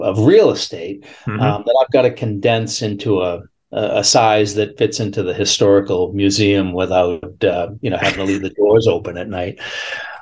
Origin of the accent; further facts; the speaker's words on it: Franklin, Massachusetts, United States; I grew up on Lee Street